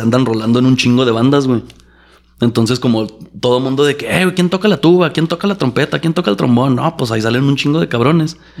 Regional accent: Chihuahua, Mexico; also born or lived in Durango, Durango; Nací en Durango, Durango. Ah. Crecí en Chihuahua, Chihuahua

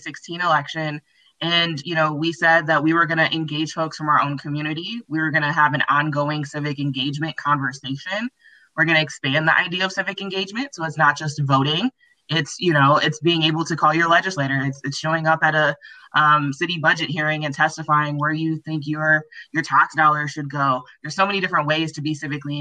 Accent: Milwaukee, Wisconsin, United States; born and raised in Milwaukee, have literally never lived anywhere else

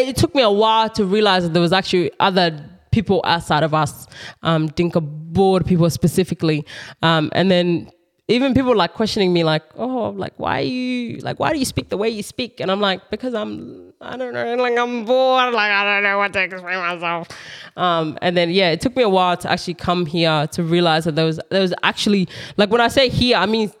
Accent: Kenya; born there; because I was born in Kenya, but I came straight.

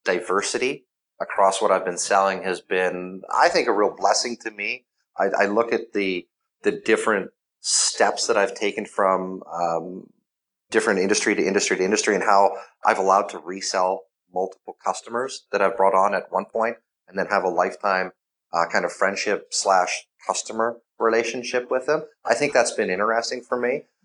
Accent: Canada; I am Canadian

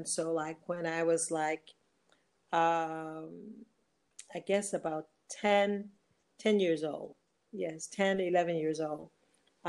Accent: Detroit, Michigan, United States; moved away as an adult; also born or lived in Arkansas; now in Ghana; originally I was born in Arkansas, and I've lived in Detroit most of my life, and I have officially been in Ghana 10 years

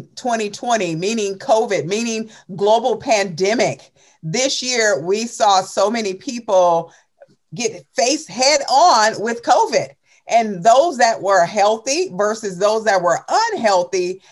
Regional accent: Chicago, Illinois, United States; I grew up in Chicago, on the south side of Chicago

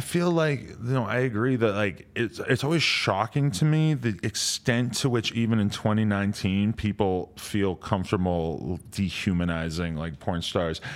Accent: New Hampshire, United States; moved away; where I grew up in New Hampshire

